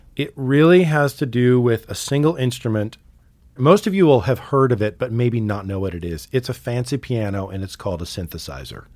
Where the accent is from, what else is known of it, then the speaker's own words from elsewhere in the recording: Sitka, Alaska, United States; also born or lived in Montana; now in Missoula, United States; I grew up in Sitka, Alaska